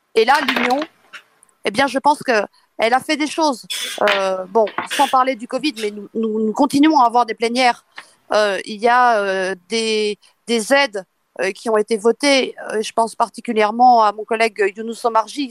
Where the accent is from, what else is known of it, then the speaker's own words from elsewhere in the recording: eastern France, France; je suis de l'Est. on sait très bien l'histoire que nous avons eue dans l'est de la France